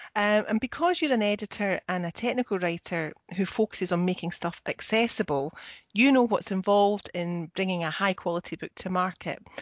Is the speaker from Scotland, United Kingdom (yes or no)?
yes; Scotland, United Kingdom; I'm the Scottish one.